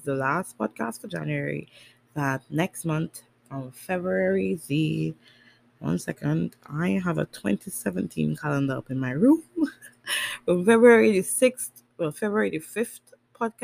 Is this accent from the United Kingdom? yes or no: no; Tobago, Trinidad & Tobago; also born or lived in Trinidad; I'm from Tobago